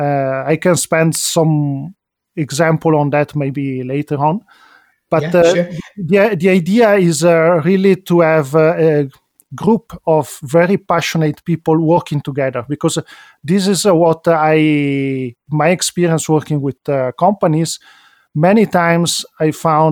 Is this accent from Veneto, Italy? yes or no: no; Milan, Lombardy, Italy; also born or lived in Venice; I'm an Italian citizen, as I was born in Venice, grew up in Milano